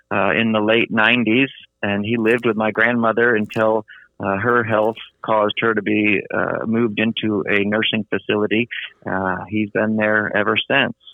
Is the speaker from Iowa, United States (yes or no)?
yes; Iowa, United States; I were following my father as he moved up in the world of education from teacher to principal to superintendent. And that took us all over the state of Iowa.